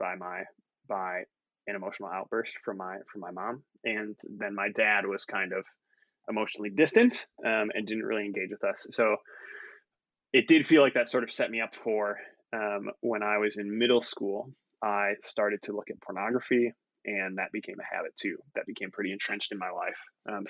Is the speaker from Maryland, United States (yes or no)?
no; Waukesha, Wisconsin, United States; I grew up in Waukesha, Wisconsin